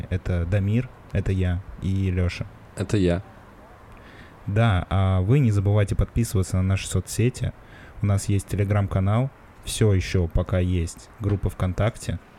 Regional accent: Moscow, Russia; я же москвич ебаный

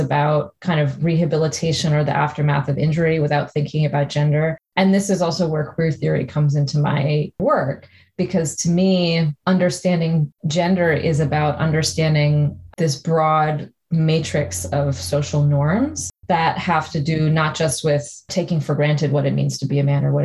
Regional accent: New York, United States; moved away as an adult; now in Canada; I grew up in New York and I had already moved to Canada.

